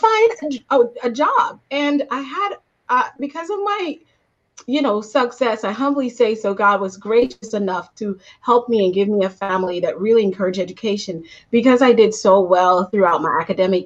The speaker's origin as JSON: {"language": "English", "country": "Guyana", "tie": "born or raised there", "also_born_or_lived": "Florida", "moved": "yes", "lives_now": "Arizona, United States", "said": "I am originally born and raised in Guyana, South America, which I'm very proud"}